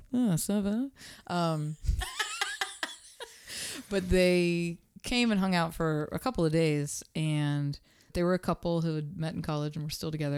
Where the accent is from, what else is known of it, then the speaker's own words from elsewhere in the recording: Pittsburgh, Pennsylvania, United States; that was my hometown